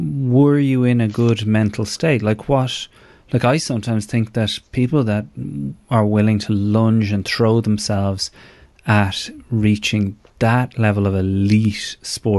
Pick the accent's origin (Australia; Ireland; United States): Ireland; moved away; as an Irish person